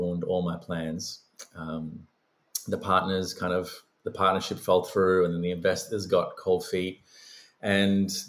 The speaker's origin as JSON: {"language": "English", "country": "Australia", "tie": "born or raised there", "also_born_or_lived": "Sri Lanka / Los Angeles, United States", "said": "I was born in Sri Lanka, migrated to Australia when I was a very small child"}